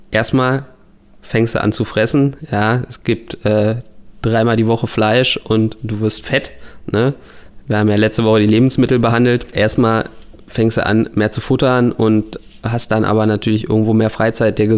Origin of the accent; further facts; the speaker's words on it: Berlin, Germany; bei mir ist es eben schon seit Kindheit natürlich äh, als Berliner Hertha BSC